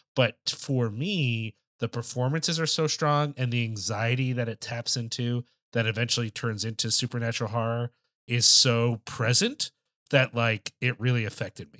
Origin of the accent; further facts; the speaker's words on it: United States; as an American person